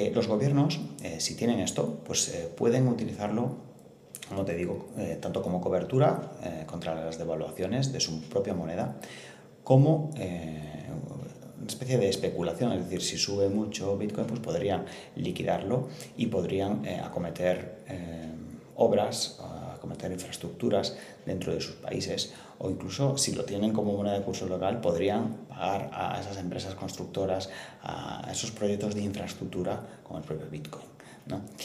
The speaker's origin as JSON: {"language": "Spanish", "region": "northern Spain", "country": "Spain", "tie": "born or raised there", "also_born_or_lived": "Spanish Mediterranean coast", "moved": "yes", "said": "el norte de España de donde soy originario"}